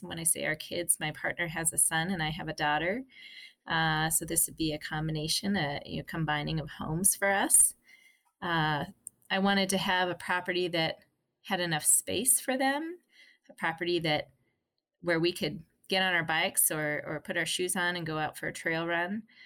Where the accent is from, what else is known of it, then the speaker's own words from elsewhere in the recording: Park City, Utah, United States; we grew up in a very beautiful place in Park City in Utah